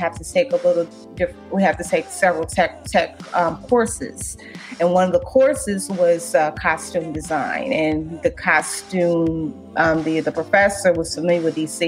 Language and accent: English; St. Louis, Missouri, United States; moved away as an adult; now in Washington, D.C., United States; I'm from St. Louis, Missouri